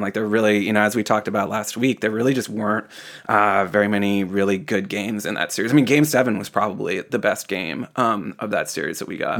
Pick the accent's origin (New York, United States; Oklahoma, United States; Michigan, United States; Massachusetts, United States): Massachusetts, United States; Boston; as a Bostonian